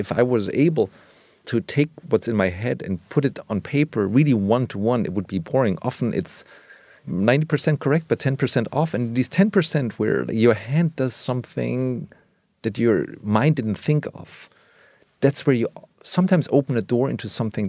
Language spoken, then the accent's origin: English; Germany; English is a second language; I grew up in West Germany where American culture was so prominent in everything from television, movies, music.